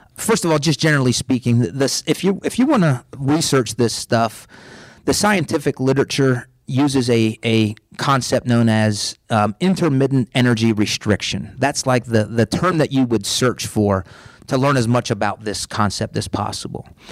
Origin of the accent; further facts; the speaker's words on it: Pennsylvania, United States; now in Tampa, United States; I was born in Pennsylvania. I grew up on a farm.